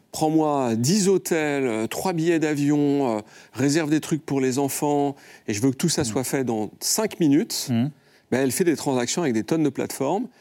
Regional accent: France; en tant que Français

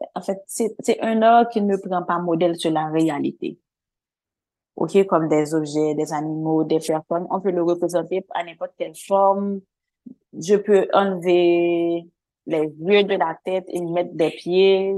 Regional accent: Haiti; Je vis dans une société là où j'ai grandi

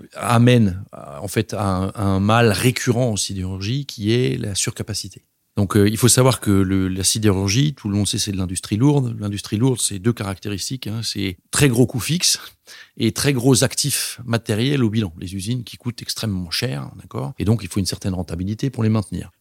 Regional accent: Strasbourg, Grand Est, France; moved away as an adult; also born or lived in Paris; now in Brussels, Belgium; Originellement, je suis alsacien, je viens de Strasbourg, j'ai grandi là-bas avant d'aller à Paris pour l'école d'ingénieur

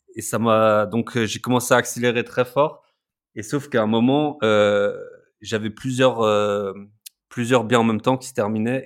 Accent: Alsace, Grand Est, France; moved away; je suis alsacien au départ. on adore l'Alsace

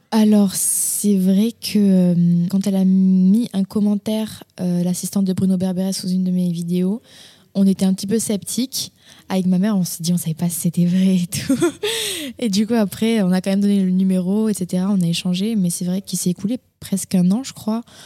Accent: Castres, Occitania, France; moved away; je suis née à Castres, dans le Tarn. C'est dans le sud-ouest de la France

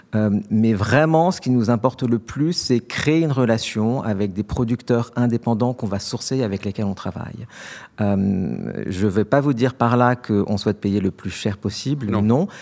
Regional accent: France; also born or lived in London; en tant que bon Français

